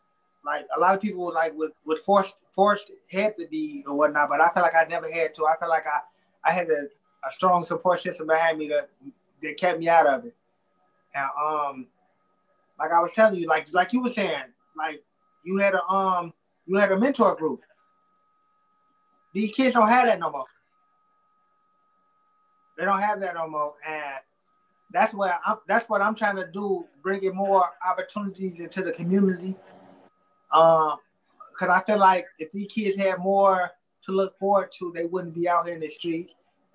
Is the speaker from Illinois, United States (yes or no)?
yes; Illinois, United States; Yeah, my whole life. 62nd and Kimbark and 81st and Muskegon.